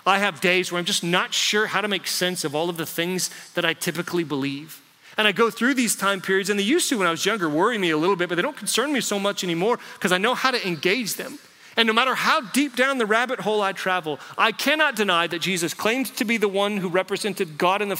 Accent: United States; I grew up in America

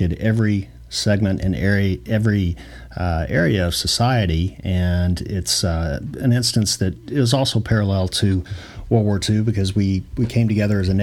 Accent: Louisville, Kentucky, United States; growing up in Louisville

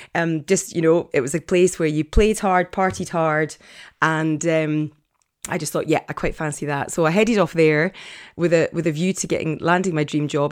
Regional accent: Edinburgh, Scotland, United Kingdom; moved away; So, so I'm from Edinburgh originally. I was born and bred in Edinburgh.

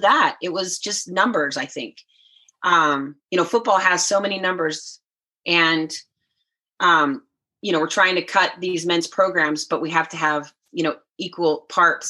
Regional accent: Sacramento area, California, United States; also born or lived in Idaho; in Sacramento, kind of my hometown area, 30, 30 miles from my hometown

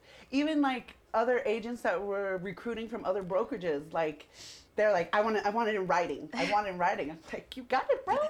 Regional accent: Seattle, Washington, United States; So, I mean, I've been all over the place. I'm from Seattle. I've lived in 9 different states.

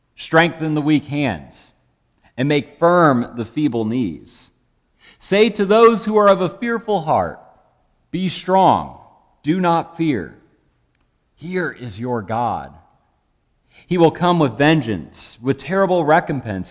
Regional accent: Michigan, United States; Growing up in Michigan, for me, that looked a lot like driving through endless flat cornfields

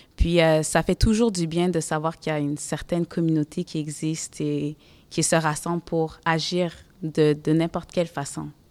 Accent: Montreal, Quebec, Canada; Moi, j'ai grandi à Côte-des-Neiges. C'est un quartier multiculturel

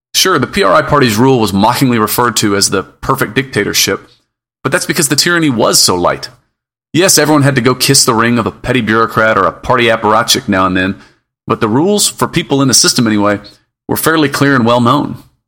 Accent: United States; moved away as an adult; now in Mexico; As an American working in Mexico for the last thirteen years

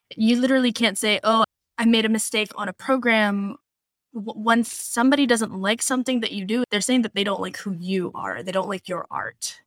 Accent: Philippines; moved away as an adult; now in United States; I was born in the Philippines, and I lived there until I was twenty-one

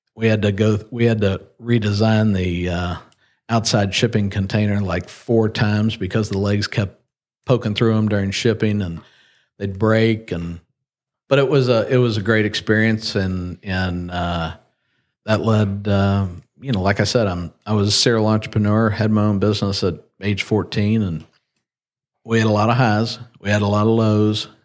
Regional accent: Lexington, Kentucky, United States; born or raised there; also born or lived in Ohio / Miami, Florida

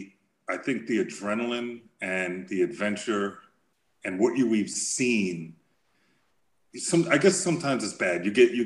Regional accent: New York, United States; I'm from New York.

